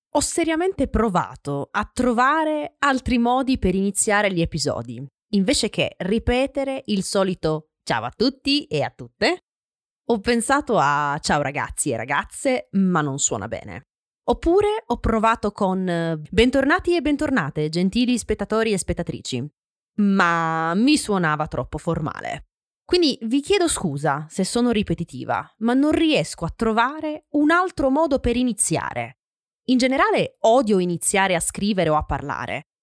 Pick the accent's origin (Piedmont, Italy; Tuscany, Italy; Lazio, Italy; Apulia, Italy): Apulia, Italy; Francavilla Fontana; Nel mio paese, in Puglia, Francavilla Fontana